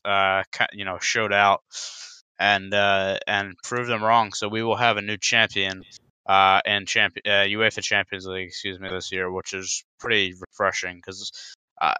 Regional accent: United States; I'm American

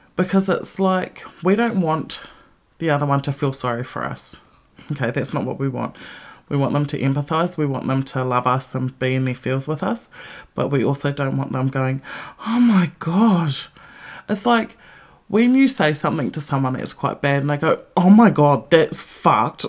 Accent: New Zealand; moved away as an adult; now in Melbourne, Australia; my home country and when I didn't live there

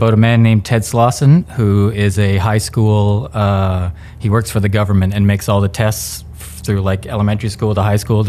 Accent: Vancouver, British Columbia, Canada; I'm Canadian. It's hot.

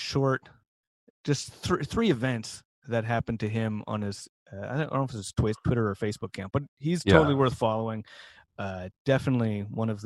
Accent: Ottawa, Ontario, Canada; moved away; I grew up in Ottawa.

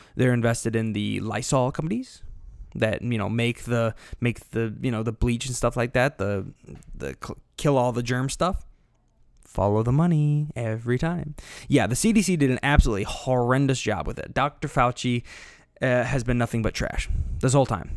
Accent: Illinois, United States; here in Illinois, yes, I'm from Illinois, not Chicago, there is a difference.

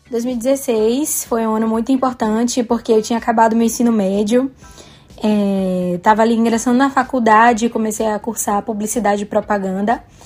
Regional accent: Bahia, Brazil; eu sou da Bahia, moro em Salvador

